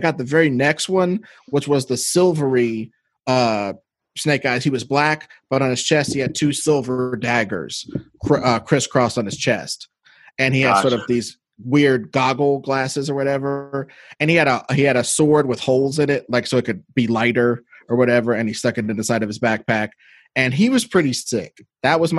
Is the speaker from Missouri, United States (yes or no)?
yes; Missouri, United States; I grew up in Missouri where we actually had snow.